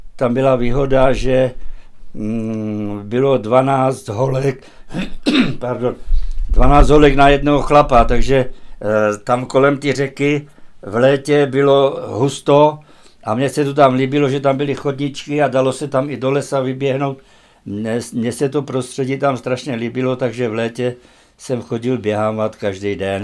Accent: Horné Motešice, Trenčín Region, Slovakia; moved away; also born or lived in Malé Chlievany; Já jsem se narodil v Horních Motěšicích

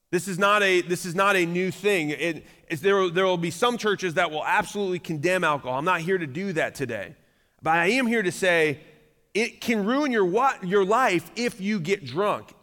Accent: Michigan, United States; now in Noblesville, United States; I grew up in Michigan.

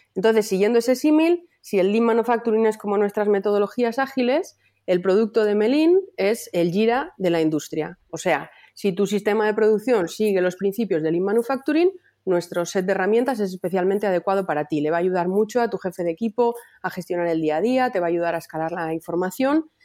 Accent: Palencia, Castile and León, Spain; now in Valladolid, Spain; yo soy de Palencia, pero vivo en Valladolid

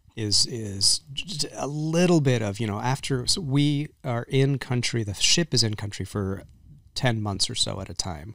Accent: Texas, United States; I grew up in Texas

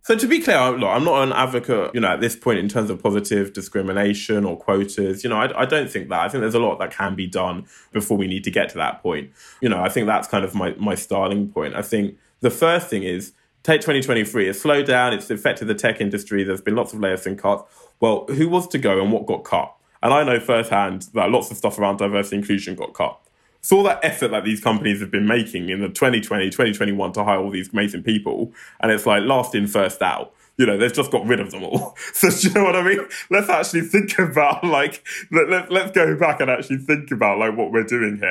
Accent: London, United Kingdom; I grew up in Southeast London, a place called Lewisham

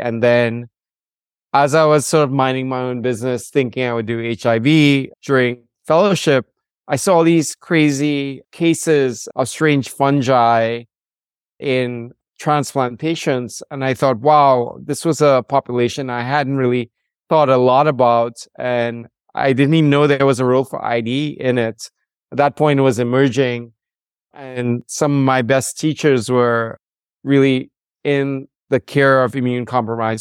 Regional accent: Trinidad & Tobago; moved away as an adult; also born or lived in Rhode Island, United States; I'm from the Caribbean, from Trinidad and Tobago, the home of the steel band Calypso and Limbo.

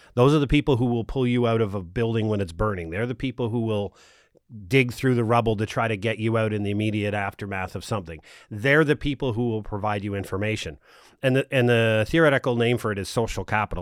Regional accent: Nova Scotia, Canada; now in Ottawa, Canada; I grew up here in Nova Scotia

